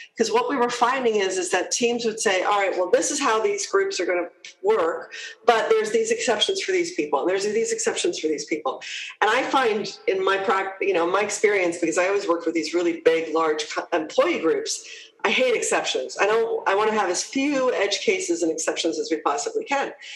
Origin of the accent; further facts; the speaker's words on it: New Jersey, United States; moved away as an adult; also born or lived in Toronto, Canada / Hong Kong / United Kingdom; I'm a Jersey girl, though, so I'm, uh, I'm, I'm originally from New Jersey